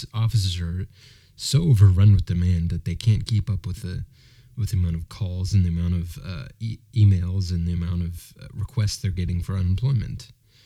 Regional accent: United States

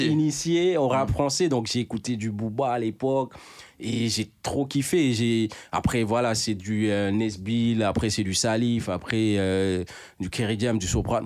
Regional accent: Dakar, Senegal; also born or lived in Bakel, Senegal; je viens du Sénégal, de Dakar même si je suis né à Bakel, Bakel

